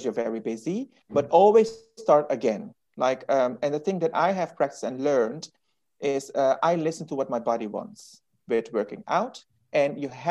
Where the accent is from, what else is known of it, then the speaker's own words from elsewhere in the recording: Suriname; I'm Indian, you know, and I'm come from Suriname